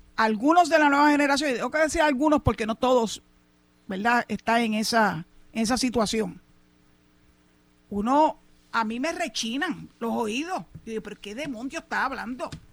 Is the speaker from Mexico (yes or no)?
no; Puerto Rico; first language Spanish; Yo defiendo a Puerto Rico con capa y espada, porque esta es mi patria, esta es mi tierra, aquí nací y aquí quiero morir.